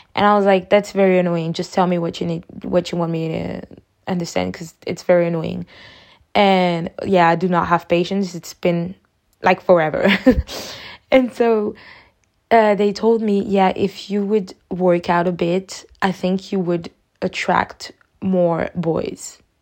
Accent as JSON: {"language": "English", "country": "Côte d’Ivoire", "said": "I'm from Ivory Coast."}